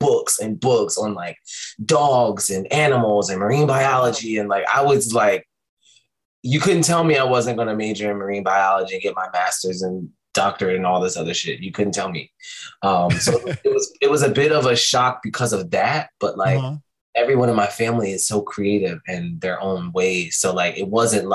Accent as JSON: {"language": "English", "town": "Philadelphia", "region": "Pennsylvania", "country": "United States", "tie": "born or raised there", "also_born_or_lived": "Virginia Beach / Suffolk / San Diego", "said": "So I was born here. We left and I came back. I want to say maybe towards like third, fourth grade, we came back. And I've been here ever since."}